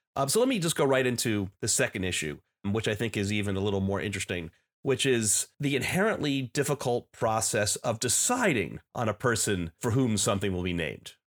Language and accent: English; New Jersey, United States; when I was a teenager growing up in New Jersey